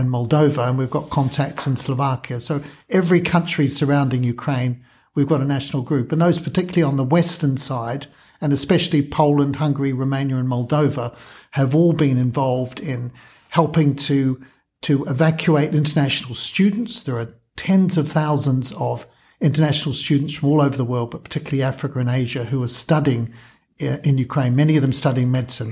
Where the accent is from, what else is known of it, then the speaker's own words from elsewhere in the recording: New Zealand; moved away as an adult; also born or lived in Kenya; now in United Kingdom; I'm a Kiwi, trained in New Zealand